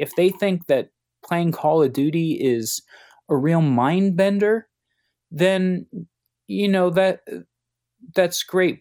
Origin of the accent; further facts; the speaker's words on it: Cincinnati, Ohio, United States; I grew up in Cincinnati.